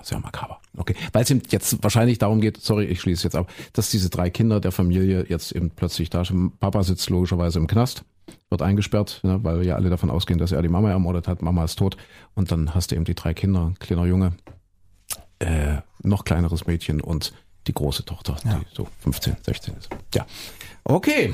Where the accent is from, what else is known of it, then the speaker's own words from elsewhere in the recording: Köthen, Saxony-Anhalt, Germany; moved away; also born or lived in Leipzig; nach Köthen, wo ich herkomme, Sachsen.